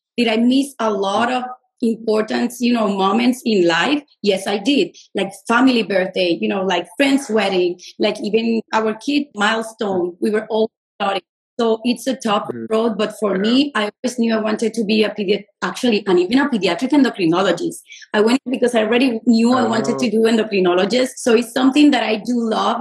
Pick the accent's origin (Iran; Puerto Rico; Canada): Puerto Rico; moved away as an adult; also born or lived in New York City, United States / Los Angeles, United States / Miami, United States; I'm originally from Puerto Rico